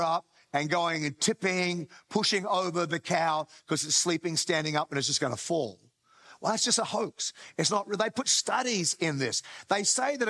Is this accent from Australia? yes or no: yes; Australia; by birth, I am Australian